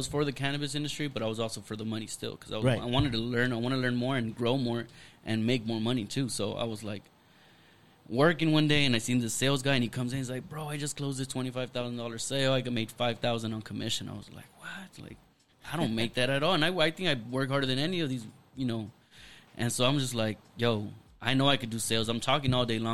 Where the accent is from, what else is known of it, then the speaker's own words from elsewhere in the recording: Los Angeles, California, United States; also born or lived in Paramount; me growing up in East